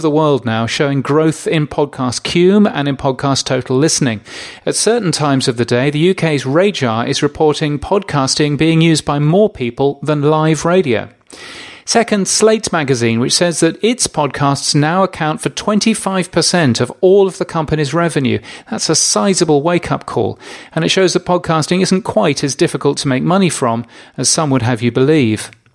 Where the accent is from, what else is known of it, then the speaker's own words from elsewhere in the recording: Australia; my home country of Australia